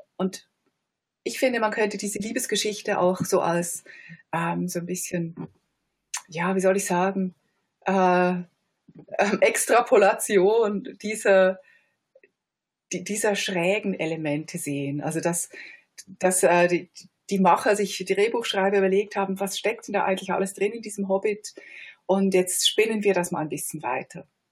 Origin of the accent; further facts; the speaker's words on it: Switzerland; als Schweizer Kritikerin